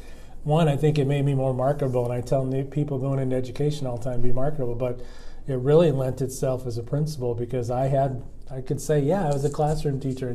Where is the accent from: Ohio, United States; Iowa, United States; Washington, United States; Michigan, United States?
Iowa, United States; Parkersburg; I've been here 20 plus years now. I'm originally from Parkersburg, Iowa. I went to Parkersburg Community Schools, but now known as AP.